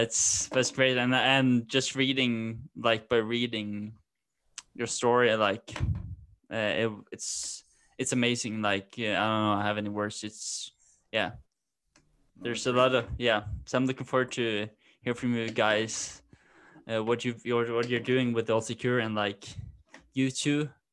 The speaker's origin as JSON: {"language": "English", "country": "Norway", "also_born_or_lived": "Denmark", "said": "I'm from Norway"}